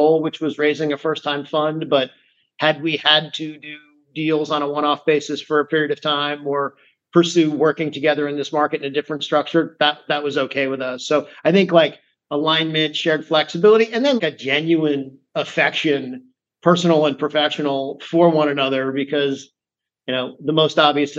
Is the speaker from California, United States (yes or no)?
no; rural Massachusetts, United States; also born or lived in Manhattan, New York; now in New York, United States; I grew up in rural Massachusetts, where I moved when I was a little kid